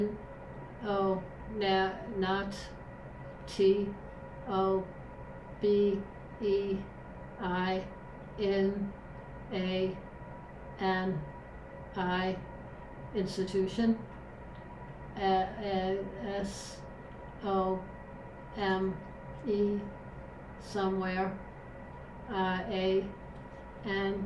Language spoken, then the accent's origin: English; New York, United States; moved away; we're from New York originally